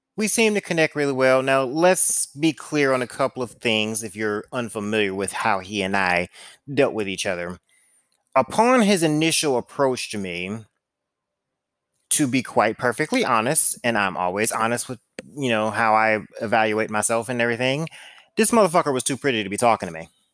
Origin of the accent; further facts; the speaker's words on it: St. Louis, Missouri, United States; I'm from Saint Louis